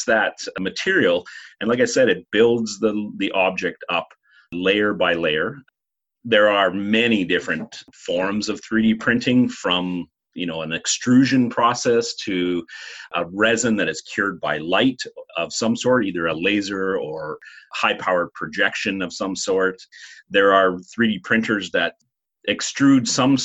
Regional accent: Rossland, British Columbia, Canada; also born or lived in Vancouver; I grew up in Rosslyn, which is another small community near where the college is.

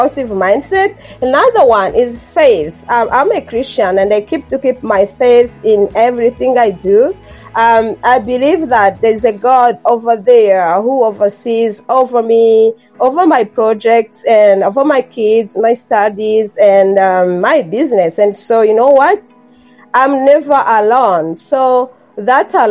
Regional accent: Rwanda; first language Kinyarwanda; English is a second language; moved away as an adult; now in Canada; I had my mother tongue, which is far from English. It's an African language, Kinyarwanda. And then I learned French in my elementary school and most of my high school. And then I was introduced to English mostly in my later years of high school and then at my undergrad education in Rwanda

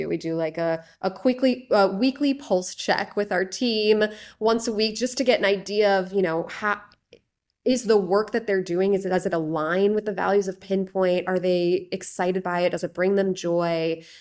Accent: Chicago, Illinois, United States; moved away; my hometown of Chicago, ended up moving back here

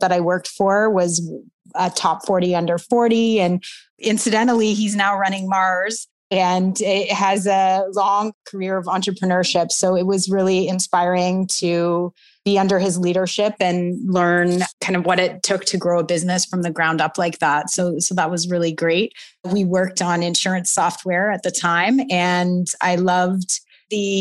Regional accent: Southwestern Ontario, Canada; I grew up in Southwestern Ontario

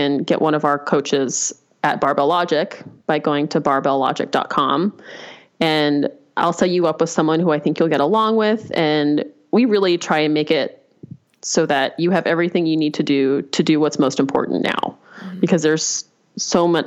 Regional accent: Albuquerque, New Mexico, United States; I grew up in Albuquerque

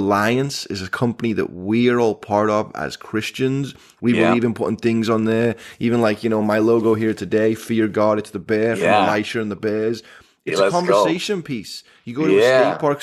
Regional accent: England, United Kingdom; moved away; growing up in England, we had hedgehog-flavored chips

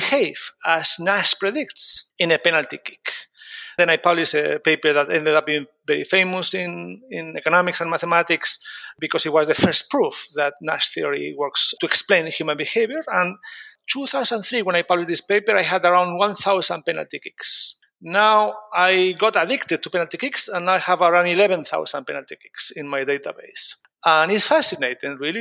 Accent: Spain; moved away as an adult; also born or lived in United States; now in London, United Kingdom; I grew up in Spain, but then I moved to the US to do my master and PhD

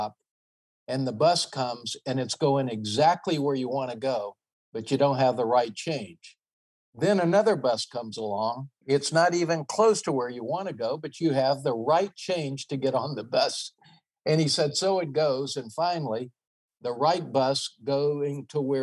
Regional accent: the South, United States; now in California, United States; growing up in the South

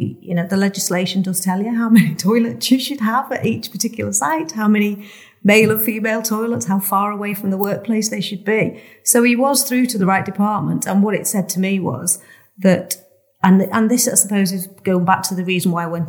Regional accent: Rainhill, North West England, United Kingdom; moved away as an adult; also born or lived in Leeds; I'm from a small village called Rainhill, which is in Merseyside. It's, I would class myself as a Scouser, but real Scousers would say that I wasn't.

